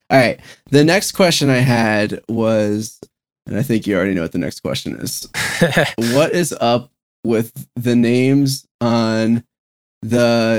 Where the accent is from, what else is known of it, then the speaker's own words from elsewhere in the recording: New York, United States; also born or lived in Florida; now in Maryland, United States; I'm from New York originally, and then I moved to Florida and then came up here.